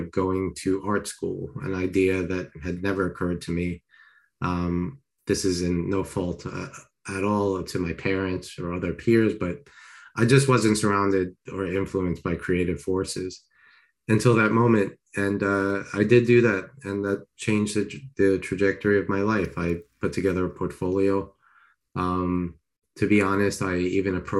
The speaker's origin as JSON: {"language": "English", "area": "Long Island", "region": "New York", "country": "United States", "tie": "born or raised there", "also_born_or_lived": "Queens, New York", "said": "I was born in Queens, grew up in Long Island"}